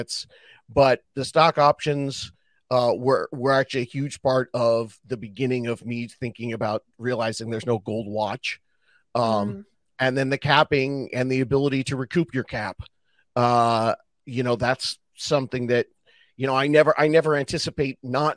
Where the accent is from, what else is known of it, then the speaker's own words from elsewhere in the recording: Southern California, United States; I'm from Southern California and grew up surfing